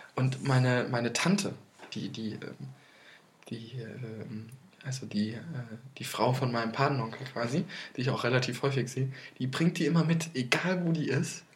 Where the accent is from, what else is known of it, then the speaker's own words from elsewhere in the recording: Limburg an der Lahn, Hesse, Germany; in Limburg, in meiner, mhm. in meiner Heimat